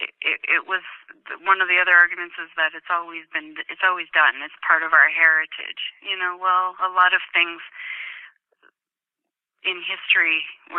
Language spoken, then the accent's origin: English; Canada; as a Canadian